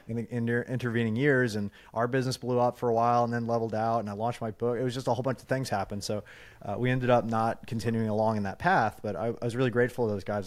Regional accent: New York, United States; also born or lived in California / Long Island; now in Phoenix, United States; growing up in New York and then living in California

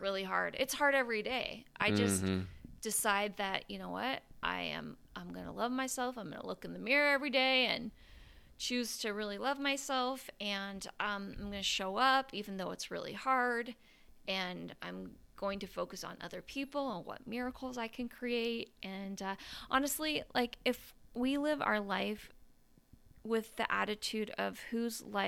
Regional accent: Afton, Wyoming, United States; moved away as an adult; also born or lived in Provo, Utah; I grew up in Afton, Wyoming, very small town

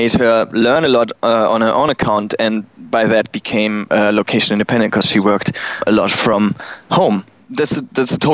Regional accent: Germany; accent: German; English is a second language; now in Berlin, Germany; I'm German, if you didn't hear that already from my accent.

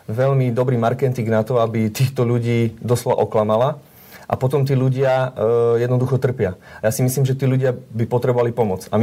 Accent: eastern Slovakia, Slovakia; ja pochádzam osobne z východného Slovenska

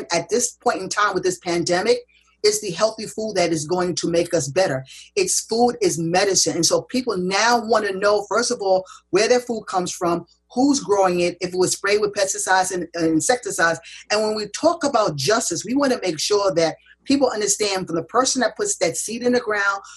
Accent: United States; Growing up in America, I was always taught that farming was slave labor

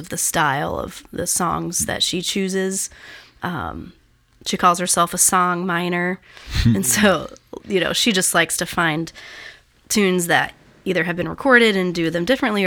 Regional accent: North Carolina, United States; I'm from North Carolina

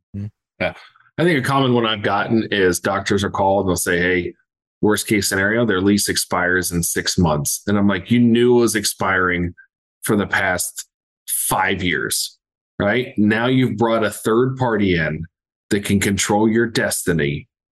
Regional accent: Southeast Ohio, United States; born and raised in Southeast Ohio

